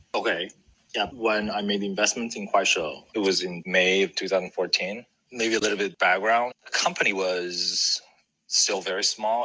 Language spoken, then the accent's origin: English; China; also born or lived in Shanghai, China; I grew up in China, went to college in Shanghai